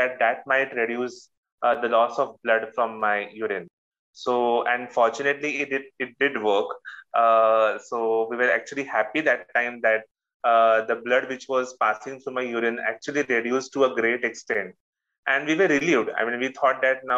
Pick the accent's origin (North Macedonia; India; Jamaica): India; Mumbai, Maharashtra; I'm from Mumbai, India